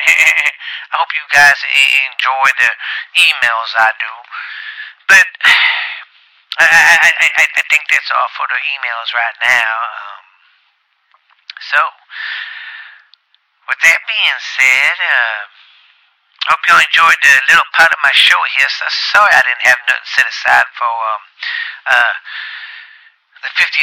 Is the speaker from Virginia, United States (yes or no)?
no; Louisiana, United States; I'm from Louisiana